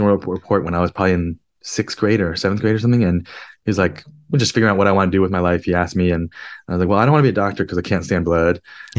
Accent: New Jersey, United States; also born or lived in Queens, New York; now in San Francisco, United States; I'm from the East Coast originally. I live in San Francisco now, but I was born in Queens, New York, moved to New Jersey when I was three. And then grew up in New Jersey.

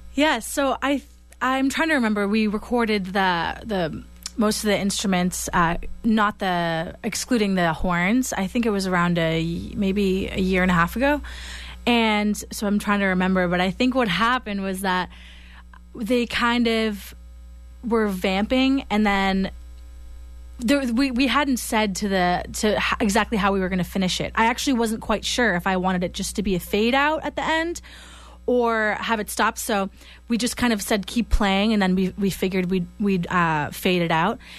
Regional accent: Kingston, Massachusetts, United States; moved away as an adult; also born or lived in Boston, United States; now in Los Angeles, United States; I'm actually from Kingston, Mass

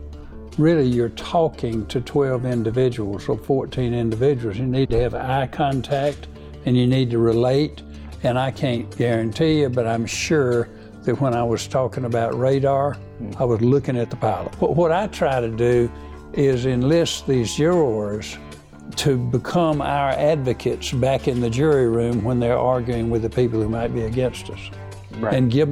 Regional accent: North Palm Beach, Florida, United States; I used to tell people I was from Palm Beach, and then I realized with Trump over there and all the rich folks that we're in the redneck area called North Palm Beach.

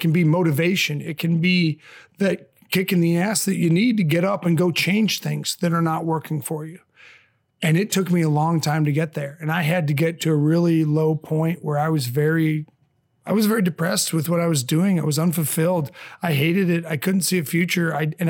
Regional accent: Michigan, United States; born there; also born or lived in Indiana / Chicago; now in St. Louis, United States; I've always been a Midwestern boy. I was born in Michigan, lived in Indiana for a long time, Chicago, and now the last 9+ years here in St. Louis.

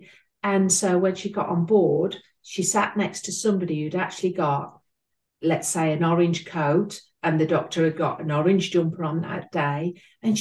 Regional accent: United Kingdom; accent: between Birmingham and East Midlands; as you can tell by my accent, I'm between Birmingham and East Midlands

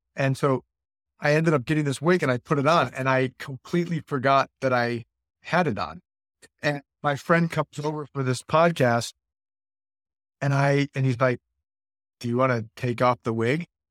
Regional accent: Buffalo, New York, United States; moved away as an adult; now in Florida, United States; I was born and raised in Buffalo

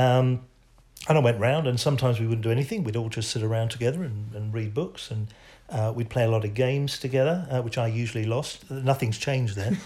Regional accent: England, United Kingdom; as an Englishman

